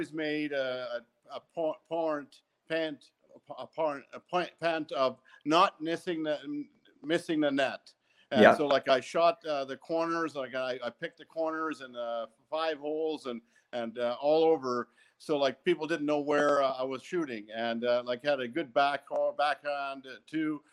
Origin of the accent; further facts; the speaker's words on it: Neudorf, Saskatchewan, Canada; I grew up in Newdorf, Saskatchewan with 300 people.